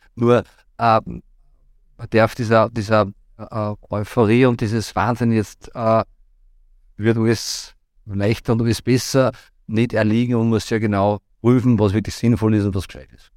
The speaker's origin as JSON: {"language": "German", "town": "Rohrbach", "region": "Upper Austria", "country": "Austria", "tie": "born or raised there", "also_born_or_lived": "Vienna / Linz", "said": "Ich war in Rohrbach quasi, da ist ja meine, meine Heimat, wo ich geboren und mit ein paar Zwischenstationen auch jetzt noch lebe"}